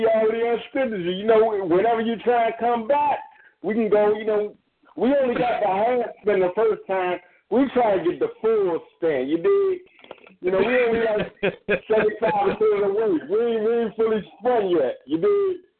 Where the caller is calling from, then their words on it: Maryland, United States; I'm calling from Maryland